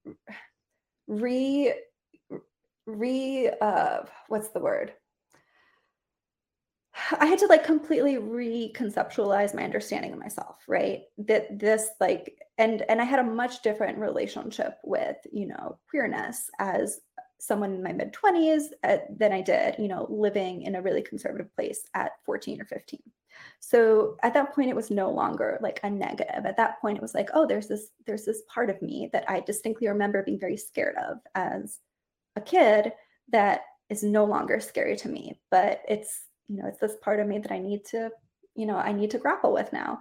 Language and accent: English; Costa Rica; I grew up in Costa Rica, which is a very Catholic country